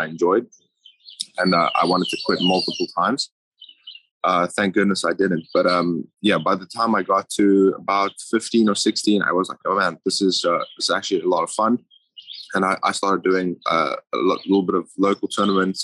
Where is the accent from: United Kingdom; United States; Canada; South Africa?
South Africa; Johannesburg, Gauteng; moved away; I'm from Johannesburg, yeah. From a suburb called Krugersdorp. Pretty small place, but never really moved around much.